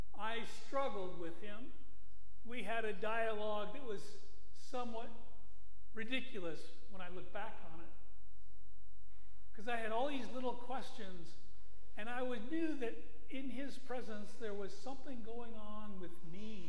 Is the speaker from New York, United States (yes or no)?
yes; outside of Buffalo, New York, United States; moved away as an adult; also born or lived in Cleveland, Ohio; I was born outside of Buffalo, but had all of the hanging on of kinds of cultural misunderstanding